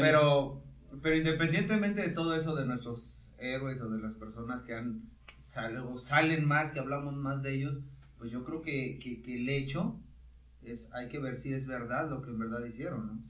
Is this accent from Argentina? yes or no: no; Mexico; Nosotros, si somos mexicanos